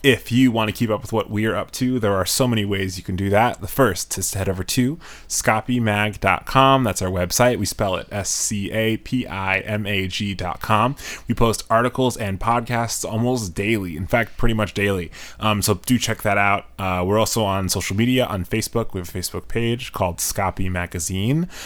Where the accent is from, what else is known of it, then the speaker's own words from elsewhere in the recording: New York, United States; now in Chicago, United States; I'm originally from New York